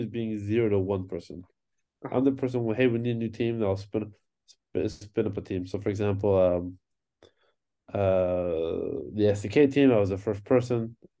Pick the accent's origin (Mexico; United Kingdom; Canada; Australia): Mexico; Tijuana, Baja California; moved away; I'm originally from Mexico, where I grew up. Tijuana, Mexico